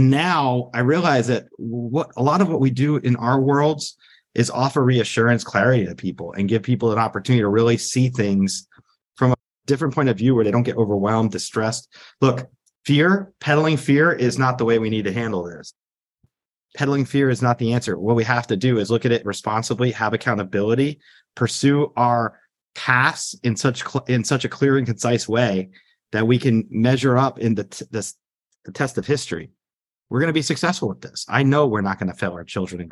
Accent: United States; I grew up 5 miles outside New York City

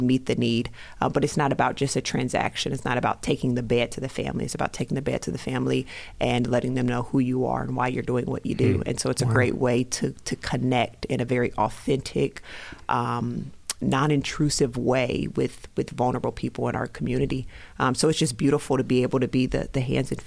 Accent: Denver, Colorado, United States; moved away as an adult; also born or lived in Alabama / Tulsa, Oklahoma; now in Rochester, United States; I'm actually from Denver, Colorado

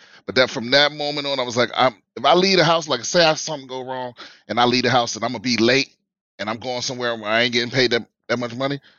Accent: Prince George's County, Maryland, United States; moved away; I'm originally from PG County. Maryland.

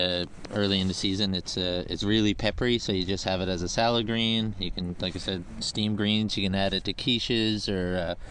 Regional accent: Southern Shore, Newfoundland and Labrador, Canada; also born or lived in The Battery, St. John's; I grew up on the Southern Shore.

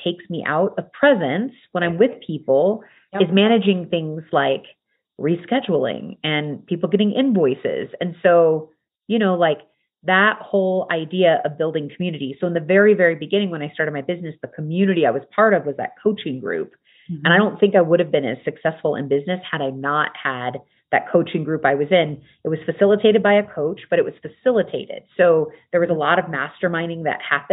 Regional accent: United States; I am American, raised in the culture of America

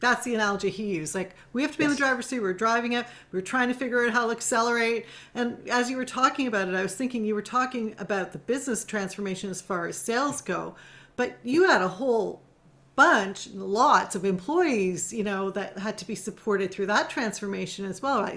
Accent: Canada; my own culture and growing up in Canada

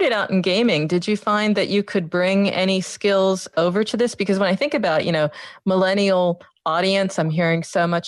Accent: United States; now in Europe; I'm from the States

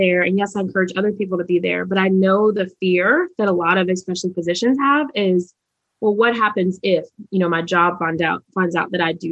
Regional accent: Charlotte, North Carolina, United States; I'm from Charlotte, North Carolina, and we had a minority achievement program

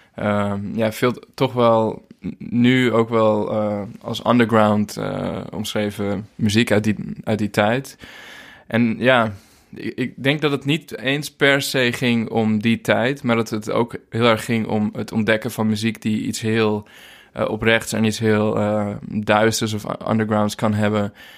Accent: Zwaag, North Holland, Netherlands; moved away as an adult; also born or lived in Hoogeveen, Drenthe; now in Portugal; ik ben geboren in Hogeveen in Drenthe. Maar ik ben verhuisd toen ik uh, jaar vijf was. En opgegroeid in Zwaag

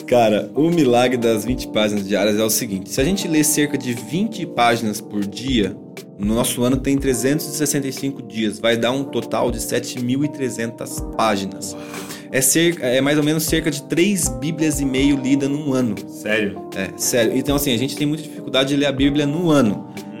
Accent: Cambuí, Minas Gerais, Brazil; moved away as an adult; sou natural de Cambuí, uma cidade do sul de Minas

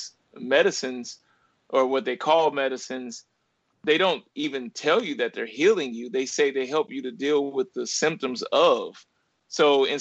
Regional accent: Ferguson, Missouri, United States; also born or lived in Little Rock, Arkansas; I was raised in Ferguson, Missouri. I was born in Little Rock, Arkansas, and my mother moved to St. Louis when I was two

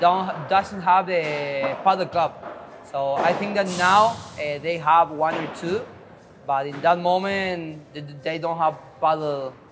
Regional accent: General Roca, Río Negro, Argentina; Rio Negro, General Roca, a little city.

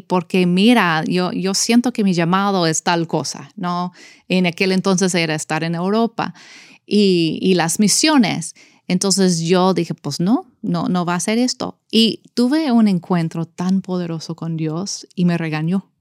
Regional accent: United States; Spanish is a second language; moved away as an adult; como yo americana crecí en eso

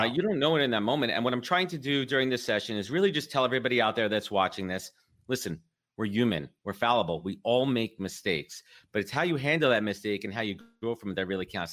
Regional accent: New York, United States; I'm a born and raised in New York

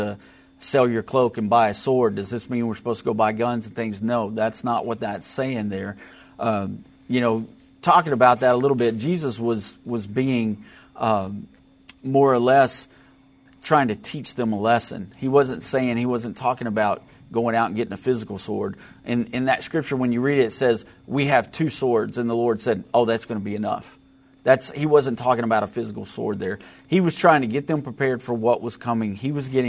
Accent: United States

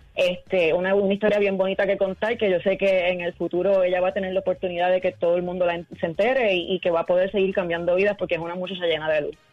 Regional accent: Puerto Rico; nosotros como puertorriqueños

